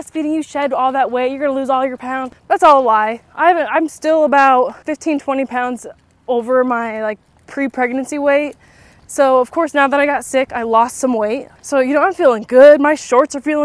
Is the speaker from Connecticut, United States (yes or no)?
no; Illinois, United States; moved away as an adult; also born or lived in Nashville area, Tennessee; now in near Nashville, United States; where I grew up in Illinois